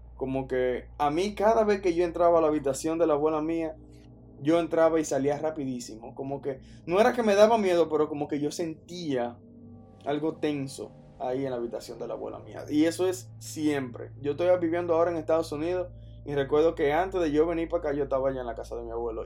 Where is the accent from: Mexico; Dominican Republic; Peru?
Dominican Republic; yo soy dominicano